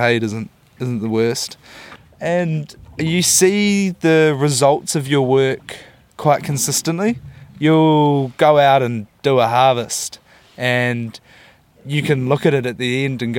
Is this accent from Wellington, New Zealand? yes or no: yes; Wellington, New Zealand; moved away as an adult; also born or lived in Dunedin; now in Auckland, New Zealand; I grew up in Wellington. Grew up down in the capital.